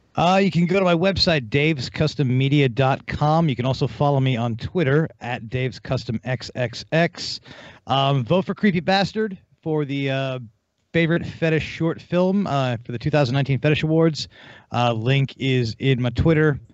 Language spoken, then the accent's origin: English; United States